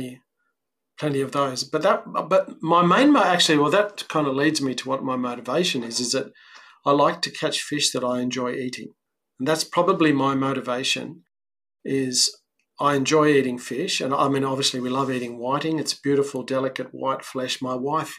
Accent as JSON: {"language": "English", "town": "Sydney", "region": "New South Wales", "country": "Australia", "tie": "born or raised there", "moved": "as an adult", "lives_now": "South Coast, New South Wales, Australia", "said": "I grew up on the Northern Beaches"}